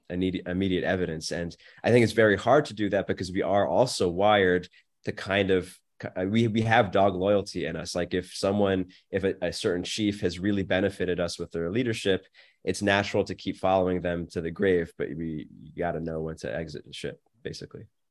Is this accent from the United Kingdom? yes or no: no; United States; I'm very grateful I was born in America.